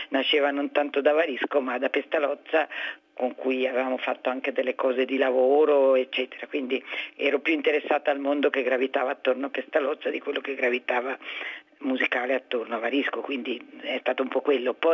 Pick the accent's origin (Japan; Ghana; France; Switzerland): Switzerland; Ticino; moved away as an adult; now in Milan, Italy; Ma io io sono svizzera, ticinese, sono venuta a Milano per fare scenografia perché era una cosa che poteva accontentare la famiglia e non sarei dovuta andare a Zurigo a fare architettura o altro.